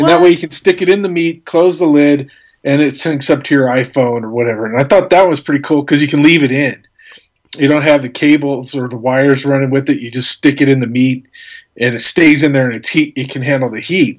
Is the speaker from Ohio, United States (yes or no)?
no; Albuquerque, New Mexico, United States; born or raised there